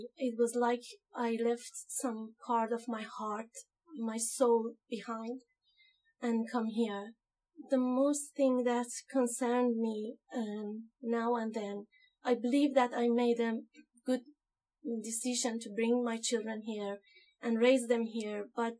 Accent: Iran; moved away as an adult; now in Australia; I'm from Iran. My husband and I immigrated in 2015 as skilled migrant here

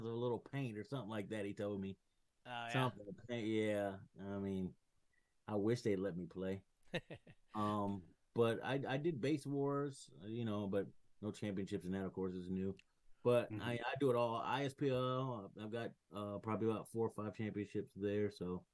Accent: Grand Rapids, Michigan, United States; now in Kalamazoo, United States; I'm from, I was born in Grand Rapids, Michigan, but I stay in Kalamazoo, Michigan. So it's about 45 minutes from where I was born

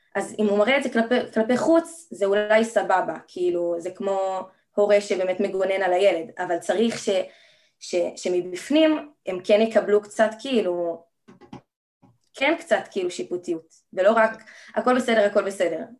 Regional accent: Jerusalem, Jerusalem District, Israel; אני בת 17, אה, מירושלים

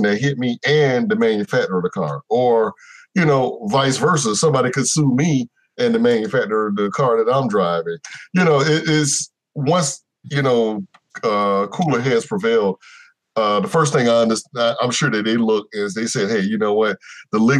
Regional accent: Jacksonville, Florida, United States

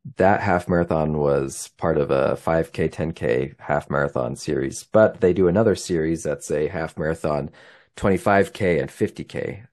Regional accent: Highland, Utah, United States; now in Logan, United States; I'm from Highland, Utah. but I live near Logan, Utah today.

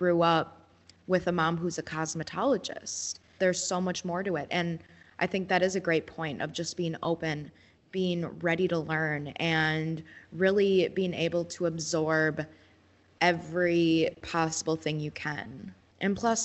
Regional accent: Shawano, Wisconsin, United States; I am from Shawano.

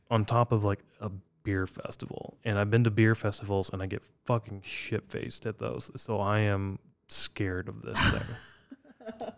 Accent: Iowa, United States; growing up in Iowa

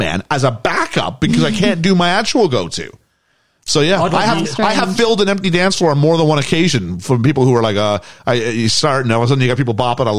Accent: Canada; as a Canadian

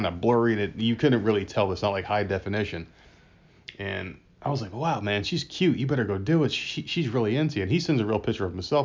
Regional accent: New Jersey, United States; I'm from New Jersey, from Jersey

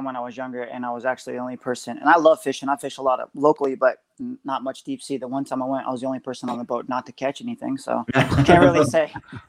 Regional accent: Missouri, United States; I'm from Missouri, but I'm going to say Missouri no matter what.

